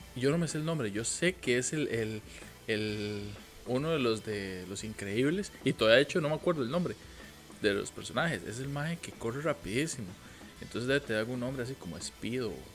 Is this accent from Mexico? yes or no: no; Costa Rica; yo soy más tico que gallo pinto